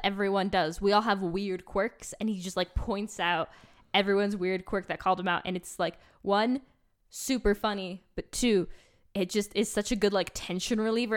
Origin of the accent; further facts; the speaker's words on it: New York, United States; I grew up in New York, not New York City